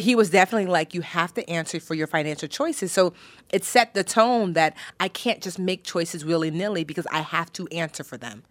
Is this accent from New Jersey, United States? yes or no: yes; New Jersey, United States; also born or lived in Newark, New Jersey; I was born in Newark, New Jersey. Shout out to Brick City